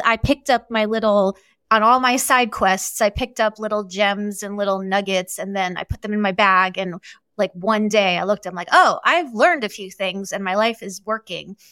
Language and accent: English; New York, United States; I was born and raised in New York.